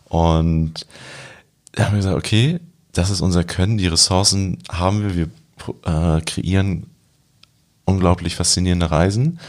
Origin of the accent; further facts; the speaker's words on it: Germany; also born or lived in Montreal; als Deutscher